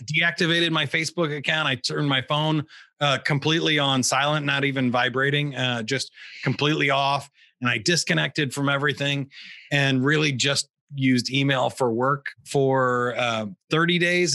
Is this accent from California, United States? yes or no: no; Kansas City, Missouri, United States; I grew up in in the Missouri side of Kansas City